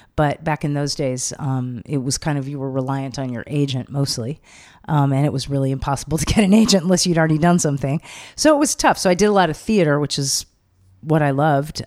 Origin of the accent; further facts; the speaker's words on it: Los Angeles, California, United States; also born or lived in Venice, Los Angeles; I grew up in L.A., uh-huh. but not by the beach. I grew up inland, Sunset and Doheny, up in the hills there